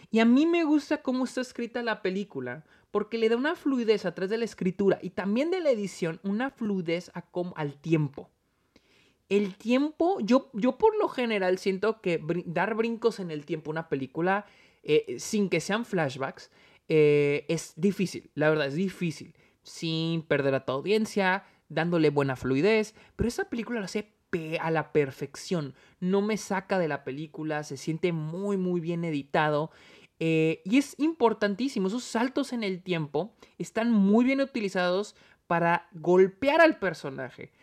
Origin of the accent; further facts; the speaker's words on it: Mexico; now in United States; nací, nací, crecí en México y ahora estoy en Estados Unidos.